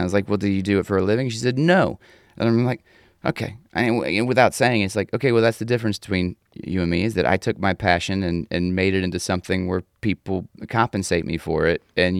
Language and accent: English; Atlanta, Georgia, United States; any guy born and raised in Atlanta